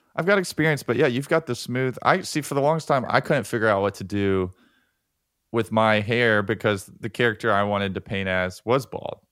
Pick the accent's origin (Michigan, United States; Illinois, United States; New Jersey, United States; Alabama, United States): Alabama, United States; Birmingham; I'm from Birmingham